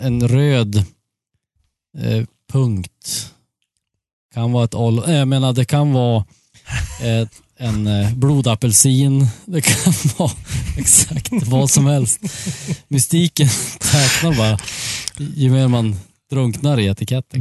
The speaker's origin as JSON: {"language": "Swedish", "country": "Sweden", "said": "jag är ju svensk"}